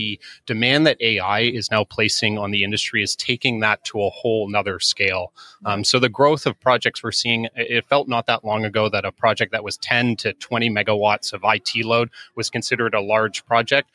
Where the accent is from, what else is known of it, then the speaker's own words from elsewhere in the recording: Canada; accent: Canadian; also born or lived in Toronto; as you may be able to gather from my accent, I'm actually Canadian. So based in Toronto